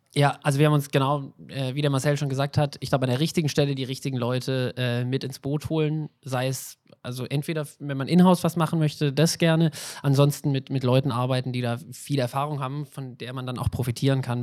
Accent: Swabia, Germany

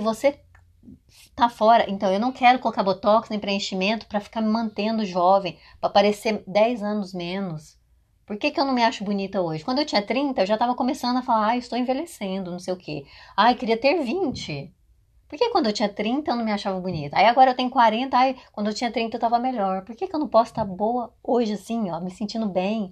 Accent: Brazil; first language Portuguese; moved away as an adult; now in United States; não acham que a gente é uhum. brasileiro

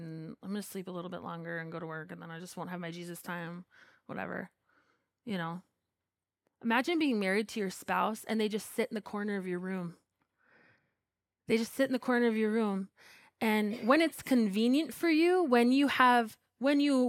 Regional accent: United States; I'm American

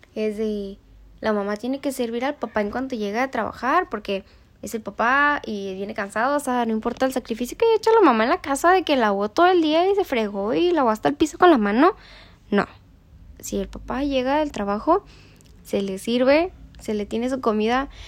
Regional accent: Mexico; como mexicana yo lo adapto

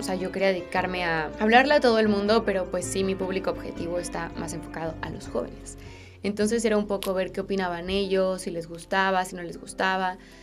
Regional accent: Mexico; moved away as an adult; now in Spain; vivo en España, soy mexicana

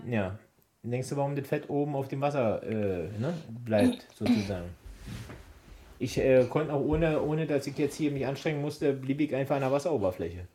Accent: East Germany, Germany; ich komme aus dem Osten, wir hatten ja früher ich wenig

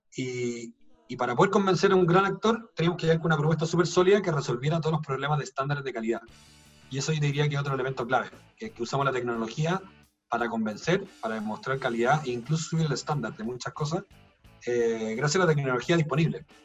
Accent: Chile; como chilenos somos re malos

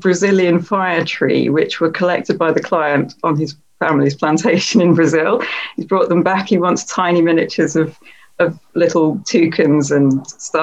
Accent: Ipswich, East of England, United Kingdom; Ipswich, which is my hometown

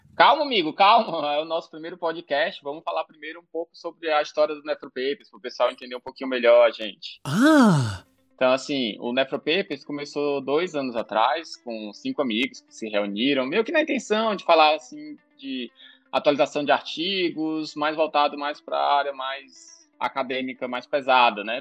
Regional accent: Ceará, Brazil; Eu sou cearense, formado na UFC

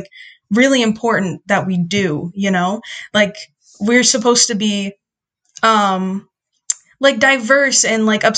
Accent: United States; So my dad is from Mexico and my mom is from the Philippines, but I was born here. So I technically like identify as Mexican Filipina American.

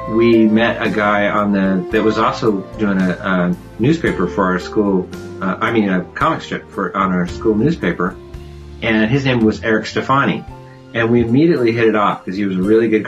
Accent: California, United States; Well, I grew up in California, and as you mentioned, I have a twin brother, Tony

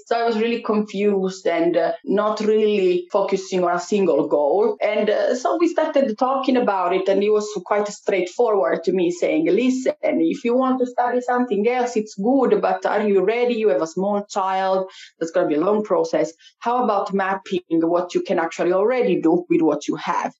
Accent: Italy; moved away as an adult; now in Finland; I come from Italy. I moved to Finland about seven years ago.

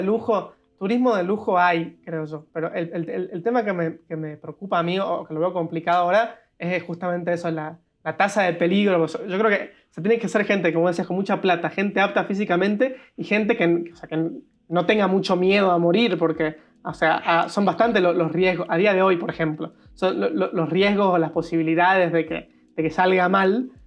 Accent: Argentina; como argentino

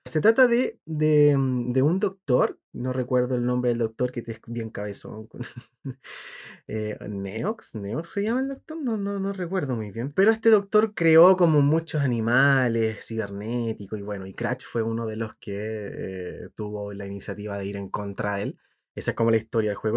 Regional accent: Chile; como buen chileno

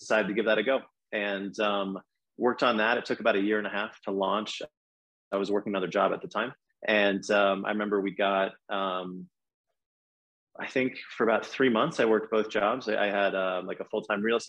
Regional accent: Boston, Massachusetts, United States; moved away as an adult; also born or lived in Philadelphia / New York; I'm from Boston originally

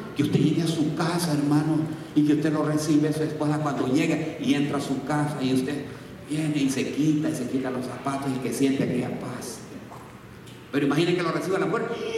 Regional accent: Jalisco, Mexico; yo soy de Jalisco

